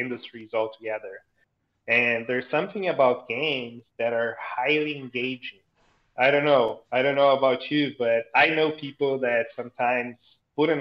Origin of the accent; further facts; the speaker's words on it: Brazil; English is a second language; I'm originally from Brazil